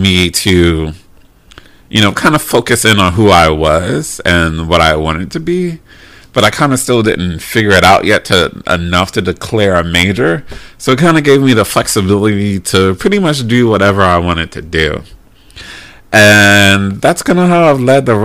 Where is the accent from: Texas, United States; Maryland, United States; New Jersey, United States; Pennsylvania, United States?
Maryland, United States; moved away as an adult; I'm originally from Maryland. Lived in Maryland until I was about 24.